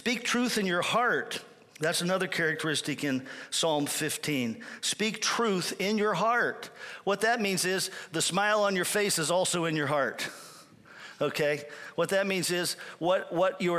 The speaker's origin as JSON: {"language": "English", "region": "Pennsylvania", "country": "United States", "tie": "born or raised there", "also_born_or_lived": "Cuyahoga Falls, Ohio", "moved": "as an adult", "said": "I'm back in my hometown in Pennsylvania"}